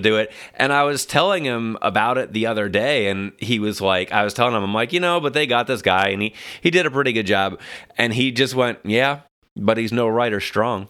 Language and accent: English; New York City, New York, United States; now in Los Angeles, United States; Staten Island, New York.